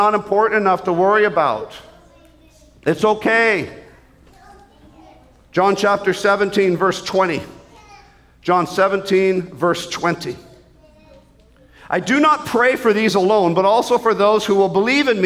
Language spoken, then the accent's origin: English; Canada; as a Canadian